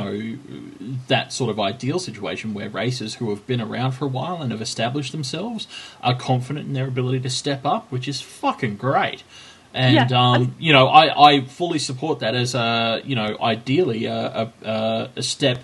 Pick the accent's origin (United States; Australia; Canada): Australia; As an Australian